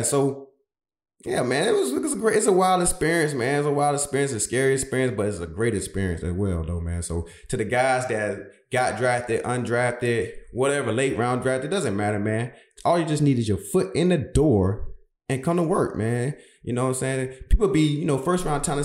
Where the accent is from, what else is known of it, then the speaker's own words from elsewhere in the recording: Brunswick, Georgia, United States; moved away as an adult; my hometown, Brunswick, Georgia